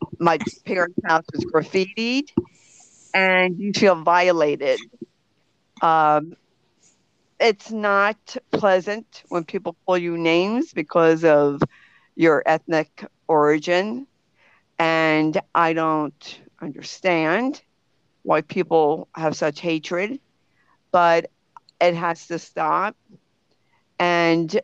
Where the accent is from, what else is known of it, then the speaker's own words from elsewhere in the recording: United States; I was born in America